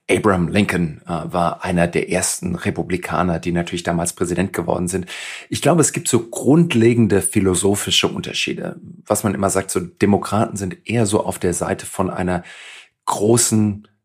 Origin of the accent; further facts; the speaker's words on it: Germany; bei uns in Deutschland